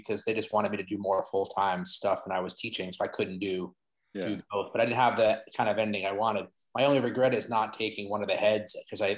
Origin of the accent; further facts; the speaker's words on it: New York City, New York, United States; I grew up in Queens, New York City.